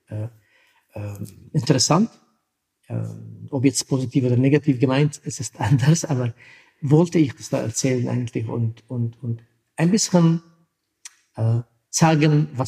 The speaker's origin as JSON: {"language": "German", "country": "Syria", "tie": "born or raised there", "moved": "yes", "said": "es ist von meiner Kindheit als Kurde, wo ich ähm, in Syrien Kurdistan geboren bin. Meine Mutter kommt aus türkischen Teil Kurdistans, Vater aus syrischen Teil."}